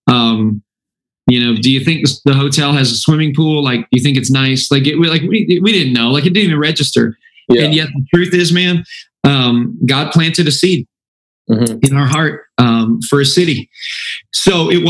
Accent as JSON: {"language": "English", "town": "Auburn", "region": "Indiana", "country": "United States", "tie": "born or raised there", "moved": "as an adult", "lives_now": "Fort Myers, United States", "said": "my wife, Sarah, and I were both born and raised in the Midwest in a small town called Auburn, Indiana, just north of Fort Wayne, Indiana"}